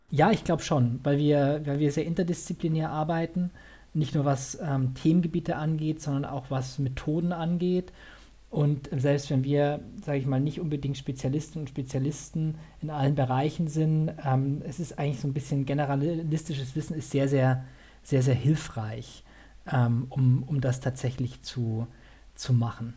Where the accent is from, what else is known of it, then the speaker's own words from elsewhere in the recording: Bavaria, Germany; also born or lived in Saxony; ich bin eigentlich äh, gebürtiger Sachse, bin aber dann so zur Einschulung nach Bayern gezogen. Ich bin also eher süddeutsch sozialisiert